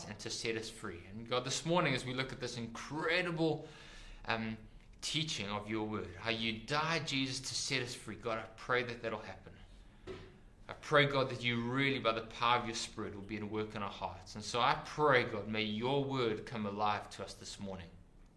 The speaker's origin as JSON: {"language": "English", "country": "South Africa", "tie": "born or raised there", "said": "When I was growing up, I grew up in South Africa."}